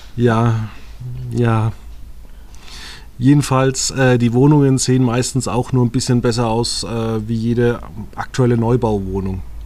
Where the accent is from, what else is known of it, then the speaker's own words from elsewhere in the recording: Germany; wir sind Deutsche